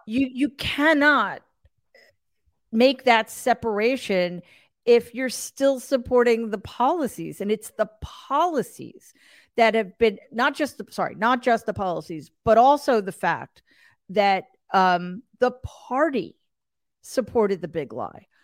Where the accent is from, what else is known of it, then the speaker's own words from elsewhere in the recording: New York, United States; I'm an atheist from New York